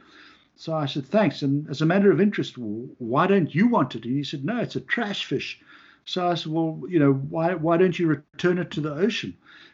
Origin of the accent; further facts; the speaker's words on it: South Africa; now in Long Island, United States; I'm from South Africa